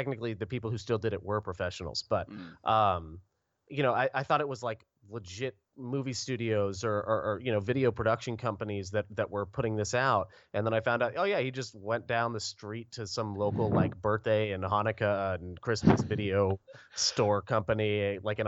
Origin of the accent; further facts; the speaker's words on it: Orlando, Florida, United States; now in Rock Hill, United States; I hail from Orlando, Florida